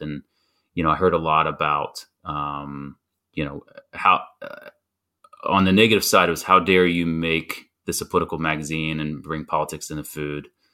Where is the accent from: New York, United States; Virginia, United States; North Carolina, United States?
North Carolina, United States; growing up in North Carolina